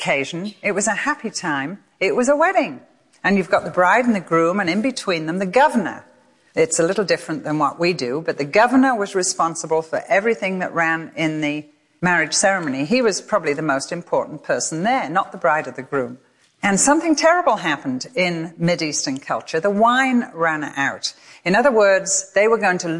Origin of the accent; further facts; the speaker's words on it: England, United Kingdom; moved away as an adult; now in United States; I come from England